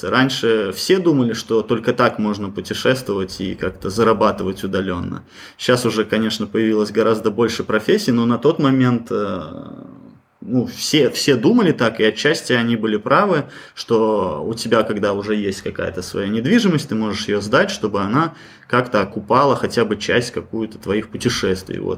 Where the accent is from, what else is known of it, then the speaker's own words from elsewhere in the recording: Belarus; Ну, мы сами из Беларуси.